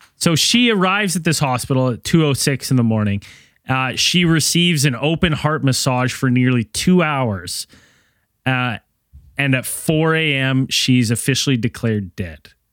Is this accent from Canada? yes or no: yes; Canada; my hometown